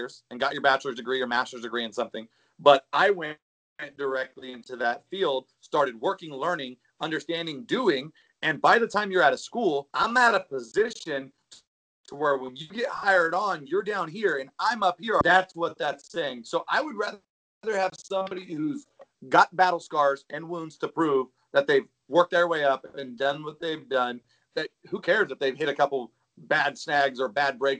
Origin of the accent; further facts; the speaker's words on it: United States; we as an American people